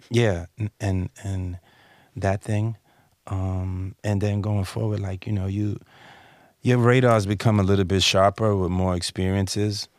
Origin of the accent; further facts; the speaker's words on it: East Coast, United States; I'm from the East